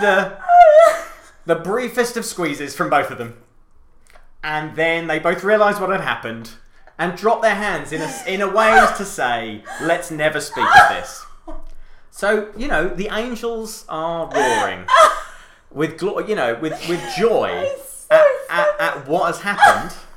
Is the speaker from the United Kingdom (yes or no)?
yes; United Kingdom; I'm very British